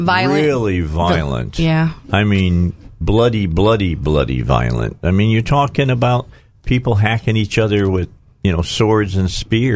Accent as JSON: {"language": "English", "town": "Chicago", "region": "Illinois", "country": "United States", "tie": "born or raised there", "said": "Where I grew up at in Chicago."}